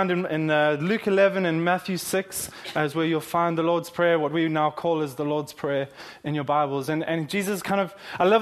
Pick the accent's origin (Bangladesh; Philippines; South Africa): South Africa; now in Kingston, United Kingdom; in South Africa, I'm from South Africa, we call them fairy wheels